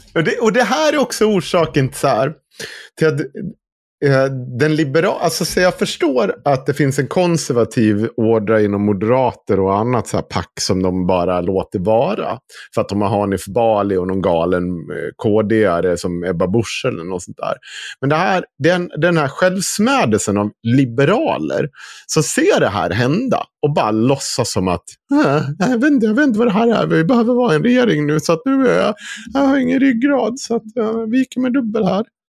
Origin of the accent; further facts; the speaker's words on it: Dalarna County, Sweden; accent: Dalarna dialect (dalmål); jag är född i Dalarna